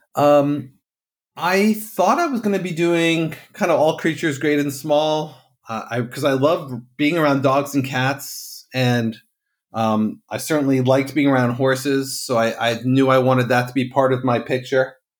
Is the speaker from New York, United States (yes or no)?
yes; Katonah, New York, United States; moved away as an adult; also born or lived in Santa Cruz, California / Vermont / New Jersey; I grew up about an hour north of New York City in Westchester County in a town called Katona.